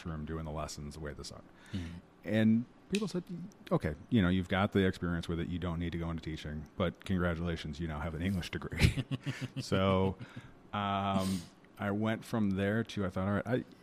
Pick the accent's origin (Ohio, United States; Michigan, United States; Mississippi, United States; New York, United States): New York, United States; Liverpool; also born or lived in Syracuse; I grew up in Liverpool. I went to Syracuse